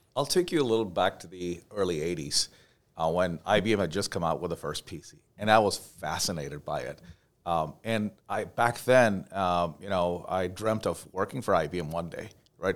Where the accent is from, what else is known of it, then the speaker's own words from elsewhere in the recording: Dubai, United Arab Emirates; moved away; also born or lived in India; I was born in India, um, and grew up in Dubai, uh, United Arab Emirates